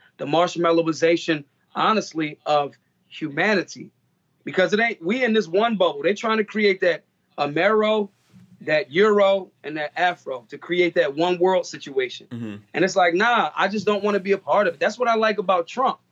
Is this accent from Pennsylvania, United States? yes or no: yes; Philadelphia, Pennsylvania, United States; I'm from Philly